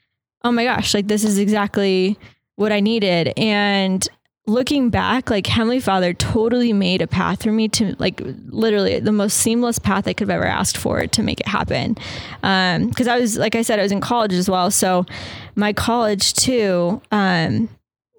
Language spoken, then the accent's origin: English; Gilbert, Arizona, United States; moved away as an adult; also born or lived in Orange County, California / Texas; growing up in Gilbert, I feel like I was definitely surrounded by the LDS culture